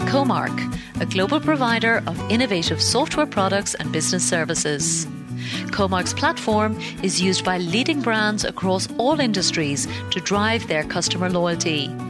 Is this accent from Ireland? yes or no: yes; Ireland; moved away; going back to my home country of Ireland